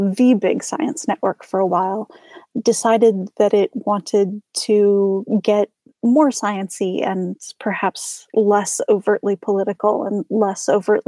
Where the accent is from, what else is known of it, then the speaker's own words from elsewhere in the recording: Minnesota, United States; I'm Minnesotan, so, you know, we don't talk about religion and we don't talk about politics